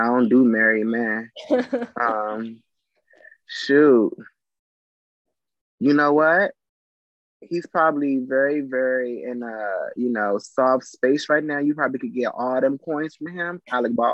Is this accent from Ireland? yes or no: no; Trinidad & Tobago; moved away; I'm from Trinidad and Tobago